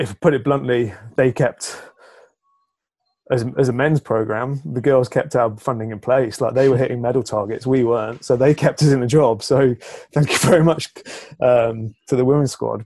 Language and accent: English; England, United Kingdom; as English people